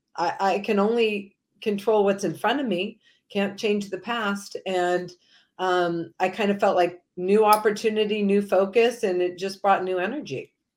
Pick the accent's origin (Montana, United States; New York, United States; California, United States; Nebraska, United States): California, United States; Manhattan Beach; growing up in Southern California, volleyball is a big sport